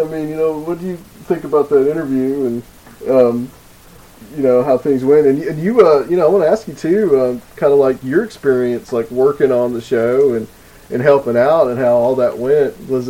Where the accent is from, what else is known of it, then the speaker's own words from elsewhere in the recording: the South, United States; Oh, I'm a Southerner, man